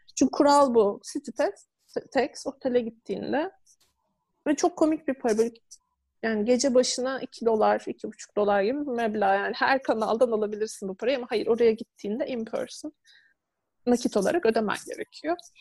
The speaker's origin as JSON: {"language": "Turkish", "country": "Turkey", "tie": "born or raised there", "also_born_or_lived": "Istanbul", "said": "ben küçük bir şehirde doğdum, büyüdüm"}